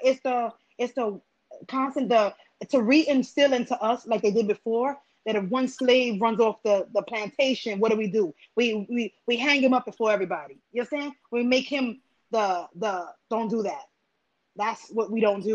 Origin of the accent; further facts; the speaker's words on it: Pennsylvania, United States; I grew up in Pennsylvania where we had KKKs on the corner of Route 115 and 209 split